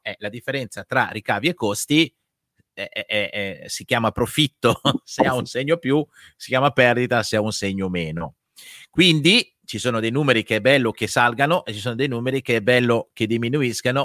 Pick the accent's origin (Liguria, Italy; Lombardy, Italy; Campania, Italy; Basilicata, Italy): Lombardy, Italy; da buon lombardo con l'articolo davanti